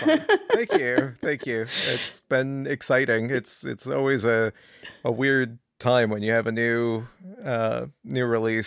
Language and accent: English; California, United States; moved away; I'm from California initially